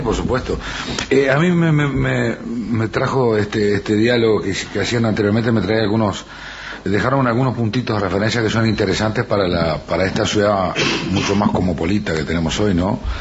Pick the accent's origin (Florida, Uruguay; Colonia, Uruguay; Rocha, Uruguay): Rocha, Uruguay; la característica que tenemos los rochenses de cómo acentuamos, que, cuál es nuestro acento y cómo manejamos el tú